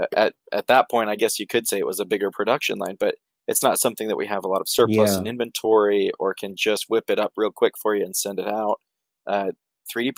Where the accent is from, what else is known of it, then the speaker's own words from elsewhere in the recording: Idaho, United States; We moved back home. We're from Idaho. We moved back home